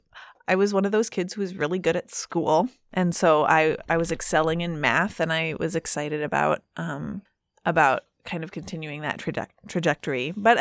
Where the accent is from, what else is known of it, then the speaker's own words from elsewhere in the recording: Lincoln, Nebraska, United States; Lincoln, Nebraska, is my hometown.